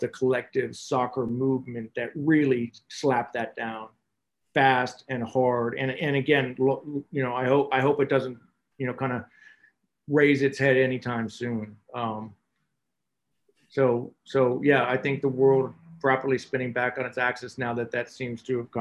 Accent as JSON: {"language": "English", "country": "United States", "said": "as an American"}